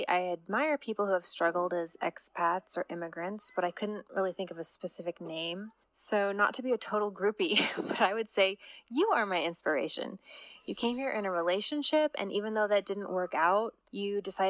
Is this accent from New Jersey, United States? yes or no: no; San Diego, California, United States; now in Kaiserslautern, Germany; I'm from San Diego, California, and I live near Kaiserslautern, Germany.